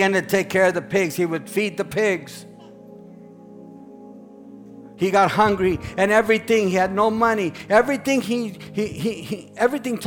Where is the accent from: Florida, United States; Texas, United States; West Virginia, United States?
Texas, United States; San Angelo; I was born and raised in San Angelo, Texas, the wool capital of the world